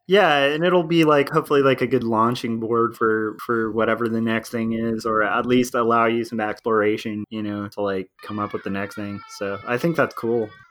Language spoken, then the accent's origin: English; California, United States; also born or lived in Tarzana, California / Texas; I was born in Tarzana, California, and then we moved from there to um, Texas